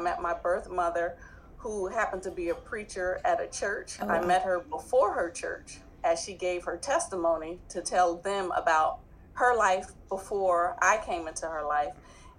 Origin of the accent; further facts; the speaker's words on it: New Jersey, United States; accent: southern twang; I'm from New Jersey. My adopted mother is from the South. My adopted father is from Pennsylvania.